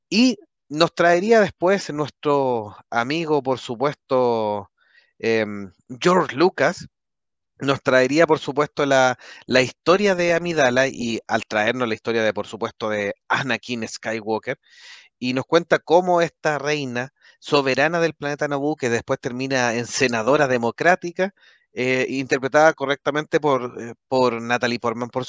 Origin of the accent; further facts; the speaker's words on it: Chile; es que como los chilenos somos ambivalentes